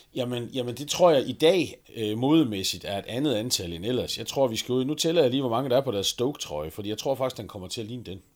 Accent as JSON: {"language": "Danish", "area": "North Jutland", "region": "North Denmark Region", "country": "Denmark", "said": "jeg er nordjyde"}